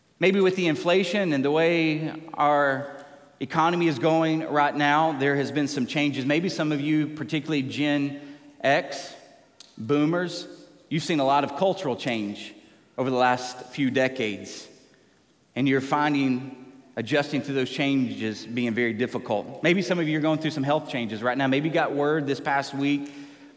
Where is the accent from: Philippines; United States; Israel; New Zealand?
United States; Tennessee; moved away; growing up in Tennessee